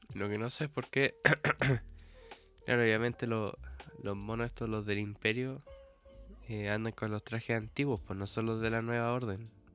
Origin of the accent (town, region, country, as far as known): Chile